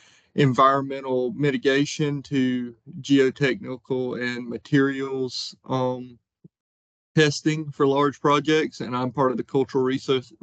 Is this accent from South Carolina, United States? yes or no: yes; Edgefield, South Carolina, United States; also born or lived in Athens, Georgia; I grew up in Edgefield, South Carolina, on a dairy farm outside of Edgefield